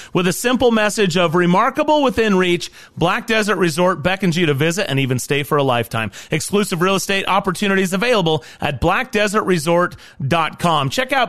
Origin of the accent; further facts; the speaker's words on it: United States; as an American